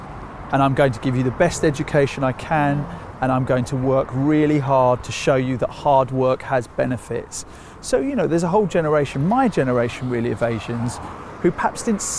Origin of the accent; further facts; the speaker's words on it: Sri Lanka; now in United Kingdom; And then when you get the Sri Lankans are mostly from the Tamil community. We're from the Sinhalese community. So we're then a minority of a minority of a minority.